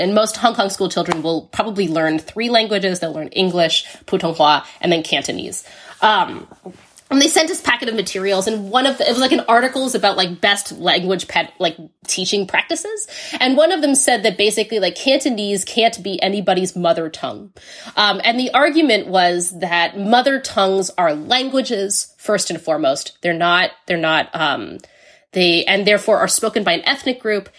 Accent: United States; I grew up in the United States

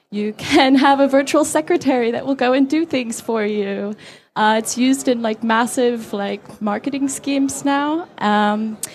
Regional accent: Saudi Arabia; now in Beijing, China; I live in Beijing, China, and um, I'm American, but I grew up in Saudi Arabia, so I grew up in a very censored culture at a young age

